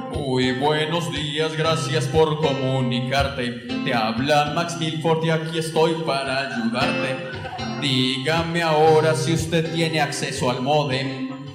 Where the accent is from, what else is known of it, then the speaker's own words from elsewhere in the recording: Medellín, Antioquia, Colombia; en el barrio donde yo crecí, en Santo Domingo Sabio